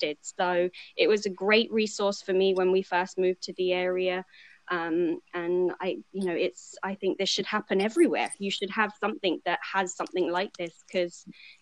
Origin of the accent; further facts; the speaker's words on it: England, United Kingdom; also born or lived in Seattle / Los Angeles; now in Virginia, United States; I'm originally from England